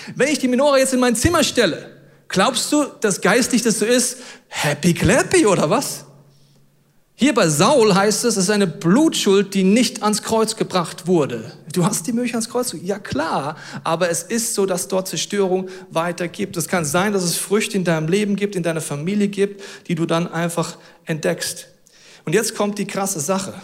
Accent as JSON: {"language": "German", "country": "Germany", "said": "wir sind Deutsche."}